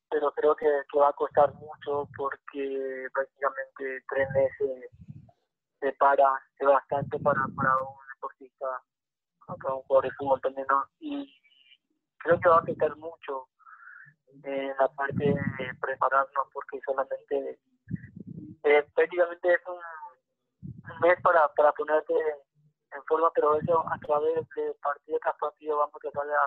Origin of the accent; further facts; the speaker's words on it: Paraguay; moved away as an adult; now in Peru; mi país, ¿no? Que, donde nací